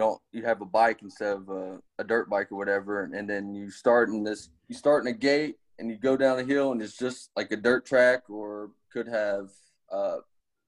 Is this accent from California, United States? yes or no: no; Southaven, Mississippi, United States; I grew up in South End, Mississippi. Born and raised here